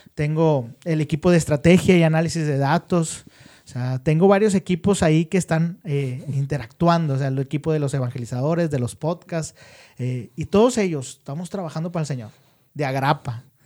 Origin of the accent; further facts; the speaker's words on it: Monterrey, Nuevo León, Mexico; La mayoría sí somos de Monterrey